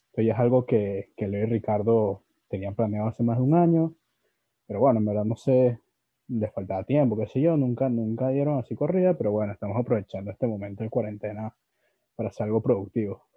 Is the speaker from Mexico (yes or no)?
no; Venezuela; accent: veneco (Venezuelan); now in Lima, Peru; tengo mi acento de neco y tal, este, bueno, yo, o sea, sí me considero neco